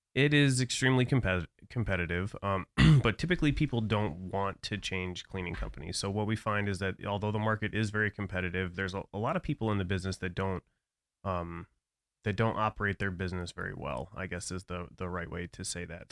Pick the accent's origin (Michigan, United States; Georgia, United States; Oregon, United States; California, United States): Michigan, United States; Brighton; now in Florida, United States; I grew up outside of Metro Detroit. So I'm, uh, a town called Brighton